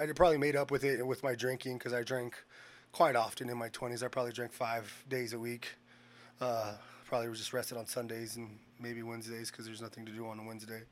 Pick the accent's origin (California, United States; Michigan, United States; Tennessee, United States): California, United States; Bakersfield; also born or lived in Washington; I grew up here in Bakersfield